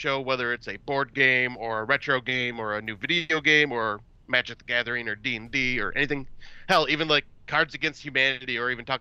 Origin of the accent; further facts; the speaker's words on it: Northerners, Northern US, United States; us Northerners because like Michigan serves poutine and everything